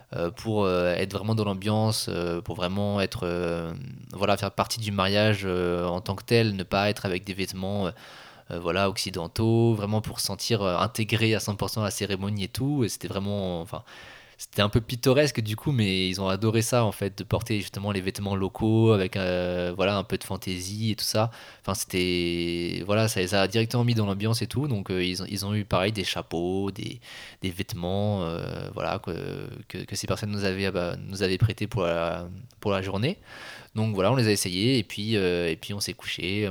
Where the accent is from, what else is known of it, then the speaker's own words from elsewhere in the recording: Le Mans, Pays de la Loire, France; Moi je suis originaire de la ville du Mans